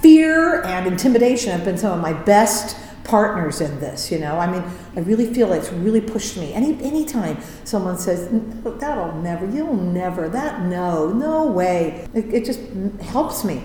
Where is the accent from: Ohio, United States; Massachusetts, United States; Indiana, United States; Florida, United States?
Indiana, United States; I'm from Indiana. I grew up in Indiana.